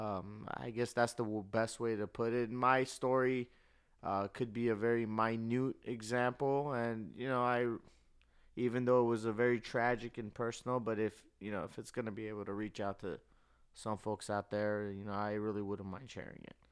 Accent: Burbank, California, United States; I grew up here in Cali, in Burbank

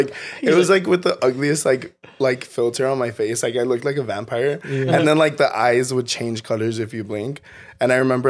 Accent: Texas, United States; moved away as an adult; also born or lived in San Antonio, Texas; now in California, United States; I'm from Texas.

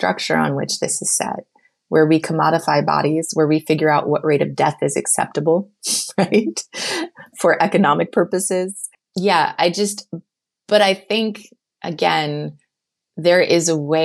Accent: North Carolina, United States; moved away; I'm this girl from North Carolina, like super naive in terms of actual experience

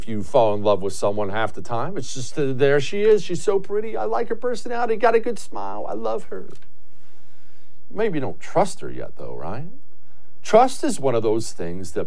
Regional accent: Houston, Texas, United States; my hometown of Houston

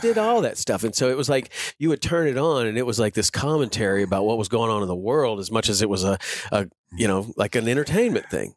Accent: Chattanooga, Tennessee, United States; I grew up in Chattanooga, Tennessee.

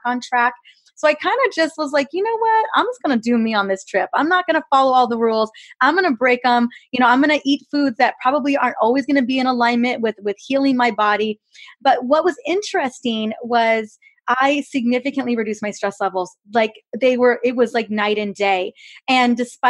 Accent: California, United States; I'm from California

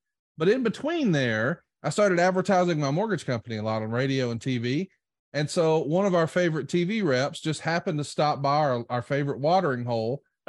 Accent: Prattville, Alabama, United States; now in Huntsville, United States; I grew up in Prattville, Alabama

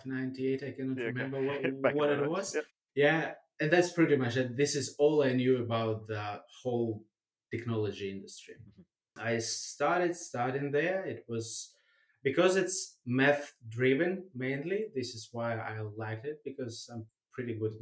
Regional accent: Russia; also born or lived in Germany; now in Australia; I was born in Germany, grew up in Russia, now living in Australia.

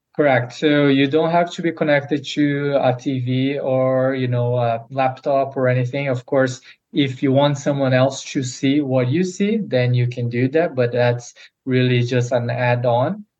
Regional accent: Brazil; moved away as an adult; now in United States; come to the United States as I'm originally from Brazil to play college tennis

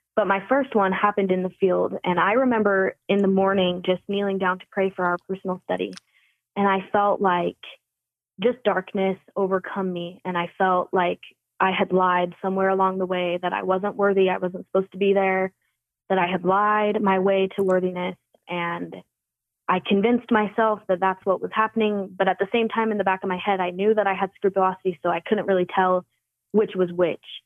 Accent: northern Utah, United States; growing up in Utah, especially northern Utah

